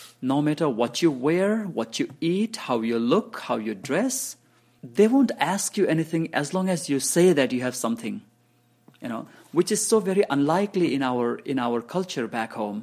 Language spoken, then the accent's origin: English; Bhutan; first language Nepali; English is a second language; also born or lived in refugee camps; now in Lancaster, United States; I speak Nepali, my mother tongue. I speak English, of course. I speak Hindi. I speak Bangla. And I speak one of the South Indian languages, Kannada. So I speak these five languages, and I speak Dzongkha also, the language of Bhutan. Actually, I'm one of the few people that speaks Dzongkha, I mean, from the refugee community, because I studied that almost as a first language in Bhutan.